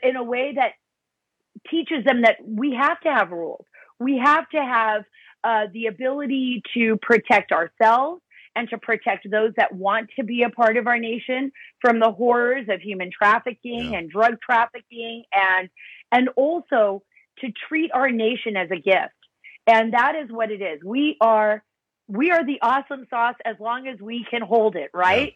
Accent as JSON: {"language": "English", "country": "United States", "tie": "born or raised there", "said": "I'm first generation born here in America on my mom's side"}